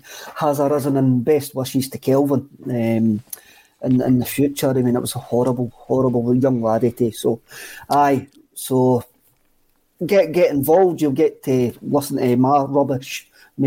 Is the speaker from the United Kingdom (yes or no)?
yes; Bannockburn, Scotland, United Kingdom; I'm from Bannockburn